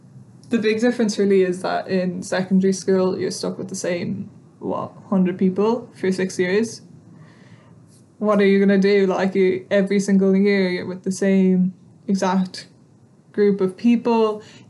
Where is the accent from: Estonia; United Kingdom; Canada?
Estonia; moved away; because I'm originally from Estonia, so in my early teenage years, we used to go and spend the whole summers in Estonia